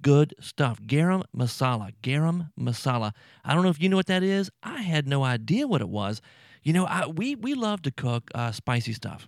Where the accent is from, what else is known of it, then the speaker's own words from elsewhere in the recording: Baton Rouge, Louisiana, United States; also born or lived in New Orleans area, Louisiana; now in New Orleans, United States; I'm from South Louisiana, Baton Rouge originally, and I'm down just outside of New Orleans down here